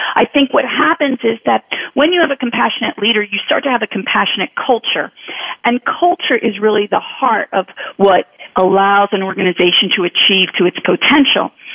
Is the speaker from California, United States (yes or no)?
no; Philadelphia, Pennsylvania, United States; I grew up in Philly